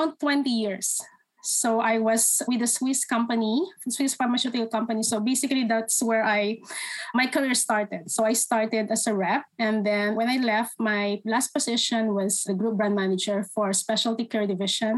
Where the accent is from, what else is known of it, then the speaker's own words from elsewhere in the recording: Philippines; moved away as an adult; now in Canada; So I'm originally from the Philippines. I moved here in 2016.